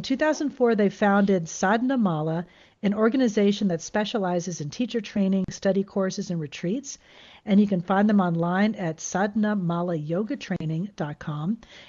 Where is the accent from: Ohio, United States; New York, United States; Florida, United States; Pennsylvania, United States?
Florida, United States; moved away as an adult; now in San Diego, United States; I had moved away from my home state of Florida for the first time.